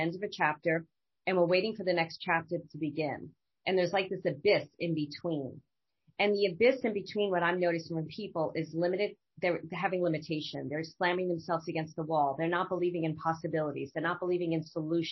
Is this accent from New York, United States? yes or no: yes; New York City, New York, United States; moved away as an adult; also born or lived in Manhattan / Los Angeles; I am from Brooklyn originally, Bay Ridge, Brooklyn. Grew up in a very traumatic household